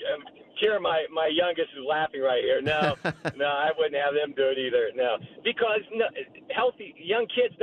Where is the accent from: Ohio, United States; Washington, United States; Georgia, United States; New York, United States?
Ohio, United States; Dayton; I'm from Dayton, Ohio, and there's a study that came out from Wright-Patt Air Force Base.